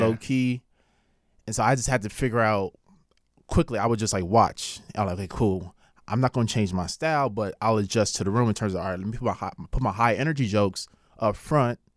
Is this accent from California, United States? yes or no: yes; Carson, California, United States; also born or lived in South Central, Los Angeles / Lynwood, California; I was born in South Central, but I was raised in, like, Carson and Linwood